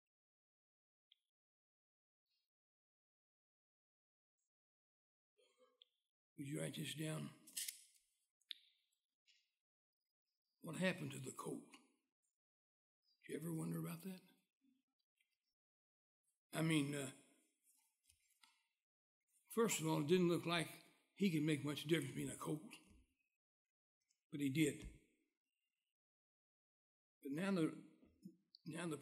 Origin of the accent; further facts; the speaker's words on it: West Virginia, United States; moved away; I was born in West Virginia. I left there just as soon as I learned it was permitted